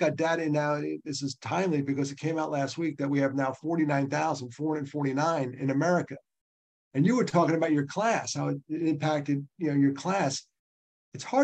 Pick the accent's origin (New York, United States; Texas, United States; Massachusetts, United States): New York, United States; Nyack; I grew up in Nyack, New York, great place to grow up.